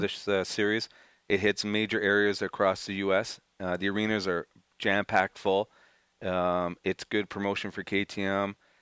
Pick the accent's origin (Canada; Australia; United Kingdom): Canada; Montreal, Quebec; I'm from Montreal